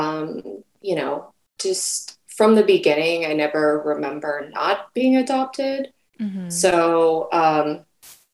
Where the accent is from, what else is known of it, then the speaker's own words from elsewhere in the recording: Central California, United States; also born or lived in South Korea; I was born in South Korea and adopted by a Japanese American family to Central California.